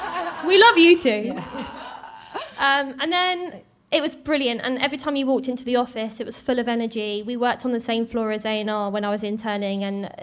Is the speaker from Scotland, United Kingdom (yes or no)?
no; Southend-on-Sea, East of England, United Kingdom; So I grew up in Southend-on-Sea, but I'd always come up to London because it's just like an hour's train ride for me.